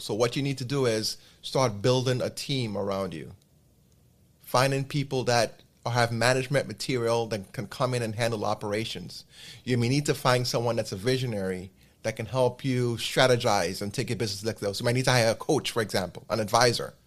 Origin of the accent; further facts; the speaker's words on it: New York, United States; I'm based in New York. This is my hometown